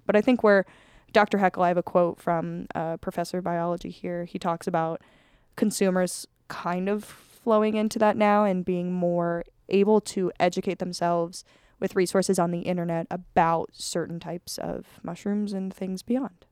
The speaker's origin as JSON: {"language": "English", "region": "Colorado", "country": "United States", "said": "I'm from Colorado"}